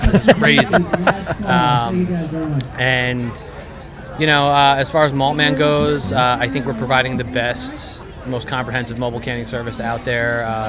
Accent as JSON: {"language": "English", "town": "Huntington", "region": "New York", "country": "United States", "said": "I'm from Huntington."}